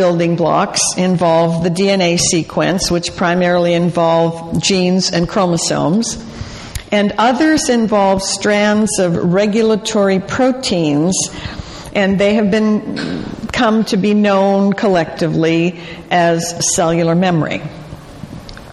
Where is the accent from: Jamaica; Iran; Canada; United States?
Canada; Calgary, Alberta; moved away; I was born in Calgary in the late 1800s